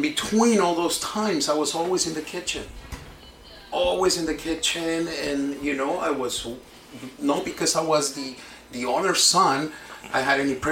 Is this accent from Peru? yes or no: yes; Lima, Peru; now in Niagara Falls, Canada; I was born in Lima, Peru